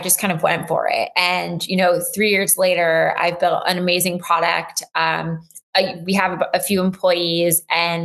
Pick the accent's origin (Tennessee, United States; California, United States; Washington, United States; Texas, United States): California, United States; Los Angeles; moved away as an adult; also born or lived in Durham, North Carolina; now in New York City, United States; I grew up